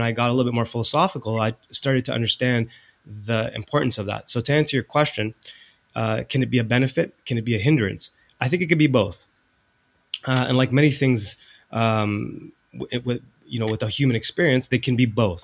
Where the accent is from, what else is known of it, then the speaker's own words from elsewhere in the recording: Toronto, Ontario, Canada; moved away; Originally, I'm from Canada, from Toronto, Ontario, a very big city